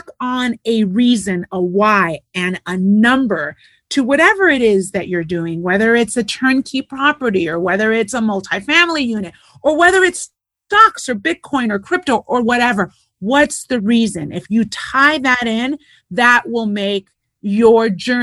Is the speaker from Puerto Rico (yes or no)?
yes; Puerto Rico; moved away; also born or lived in United States / California / Europe; I'm Puerto Rican. I was born in the States, raised in Puerto Rico, lived in California most of my life